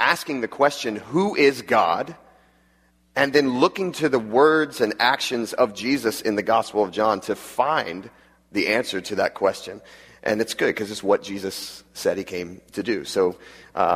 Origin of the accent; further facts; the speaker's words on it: Jacksonville, Florida, United States; also born or lived in West Palm Beach, Florida; And I grew up in Jacksonville, Florida, which is at the top, the northeast part of Florida